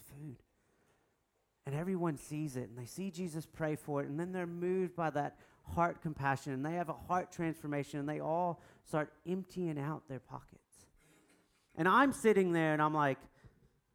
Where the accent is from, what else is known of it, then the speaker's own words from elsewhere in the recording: United States; I'm American.